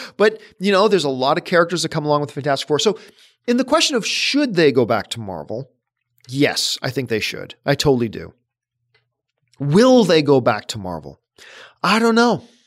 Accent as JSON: {"language": "English", "country": "Canada", "said": "I'm Canadian"}